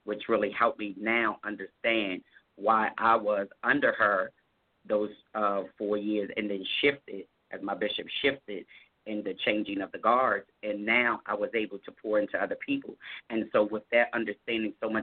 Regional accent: Harrisburg, Pennsylvania, United States; also born or lived in Baltimore, Maryland; my hometown in Harrisburg, PA

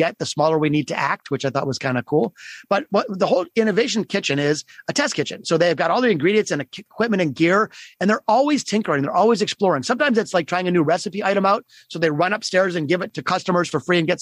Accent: Detroit, Michigan, United States; my hometown of Detroit, Michigan

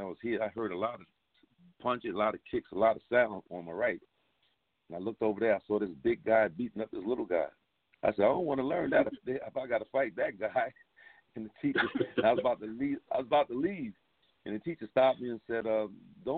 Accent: Newark, New Jersey, United States; I was raised in the Phillips Pool Project, they called the Little Bricks, at 113 Rose Street, Newark, New Jersey

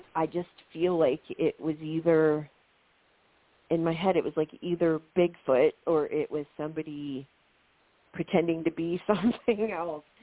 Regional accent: Ohio, United States; I'm this teacher from Ohio

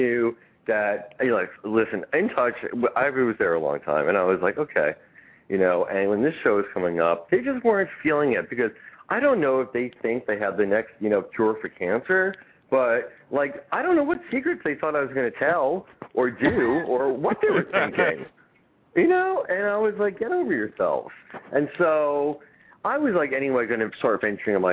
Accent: New York, United States; I grew up in New York

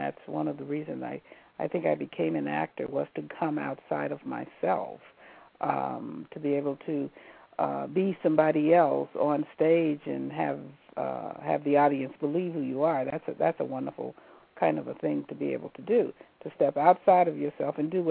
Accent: Bessemer, Alabama, United States; I grew up in Alabama, in Bessemer, Alabama, small town outside of Birmingham, Alabama

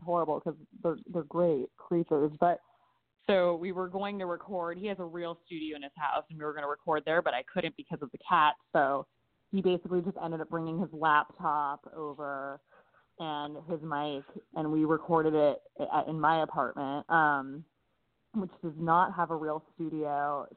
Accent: Los Angeles, California, United States; I was raised in Los Angeles

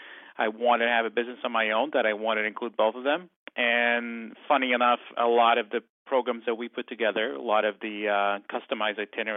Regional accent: outside of Porto, Norte, Portugal; now in United States; I grew up on a small little farm outside of Porto, one of the second largest city in Portugal. And immigrated to the United States back in the late 80s

